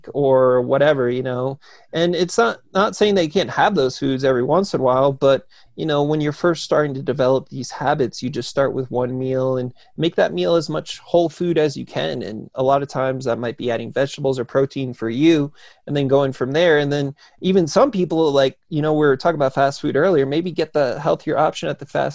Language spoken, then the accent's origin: English; New Jersey, United States; because I grew up in New Jersey